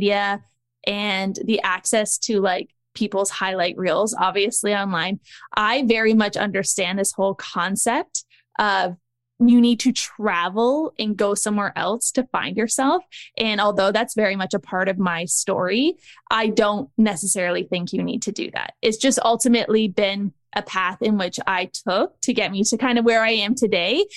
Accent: Niagara Falls, Ontario, Canada; moved away as an adult; also born or lived in Australia / Dubai; I grew up in Niagara Falls, Canada

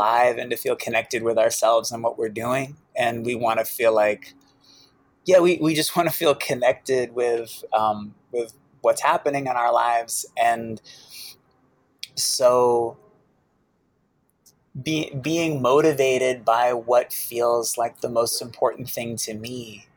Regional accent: Boston, Massachusetts, United States; I grew up in Boston, with a single mom who was an alcoholic

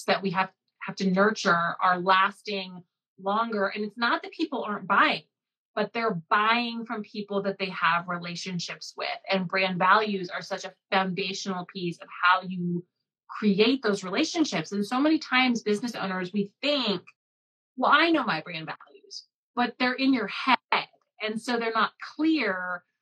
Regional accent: Midwest, United States; I grew up in the Midwest

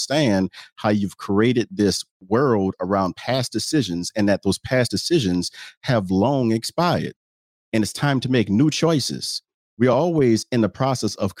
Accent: the South, United States; I'm from the South

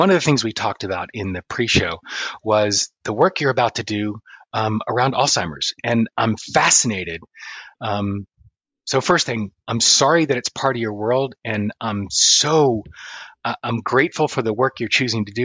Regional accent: Atlanta, Georgia, United States; I'm from Atlanta

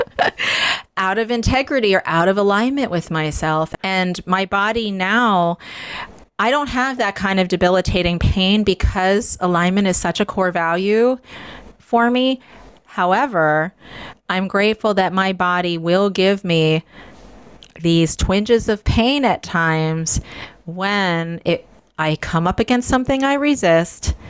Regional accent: United States; I'm Chinese American

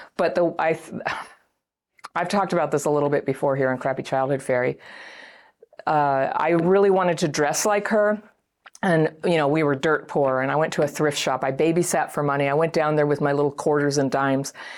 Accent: United States; I'm American

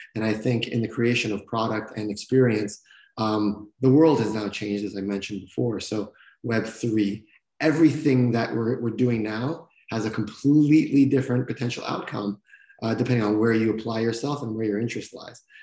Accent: Canada; moved away as an adult; also born or lived in California; this Canadian young man

